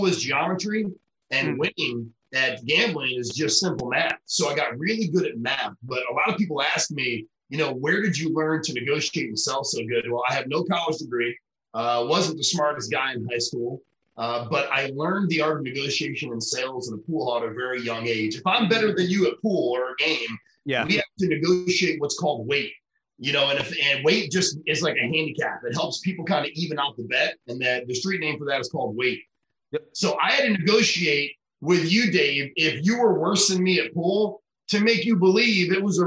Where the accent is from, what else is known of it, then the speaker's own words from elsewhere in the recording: Rochester, New York, United States; also born or lived in Missouri; now in Florida, United States; I was born in upstate New York in Rochester, and I moved to Missouri for about 8 years